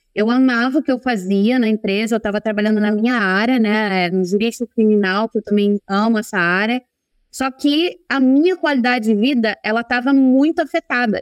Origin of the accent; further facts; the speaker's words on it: Rio de Janeiro, Brazil; moved away as an adult; also born or lived in United States / Ireland; now in Italy; eu sou do Rio de Janeiro, não é sou carioca.